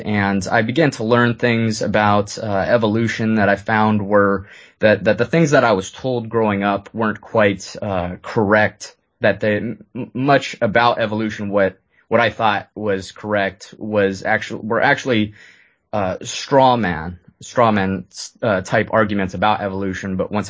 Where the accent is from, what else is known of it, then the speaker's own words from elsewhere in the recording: Lewiston, Maine, United States; born there; But anyways, I was born in Lewiston, Maine